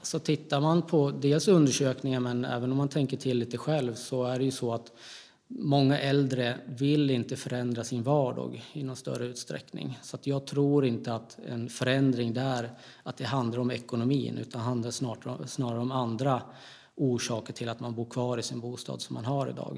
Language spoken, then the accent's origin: Swedish; Gävle, Gävleborg County, Sweden; jag kommer från Gävle. Mm. Så jag bor fortfarande kvar i Gävle.